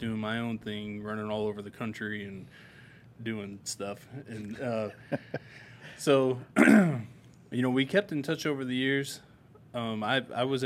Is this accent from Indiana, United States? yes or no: yes; South Bend, Indiana, United States; I'm from South Bend, Indiana as well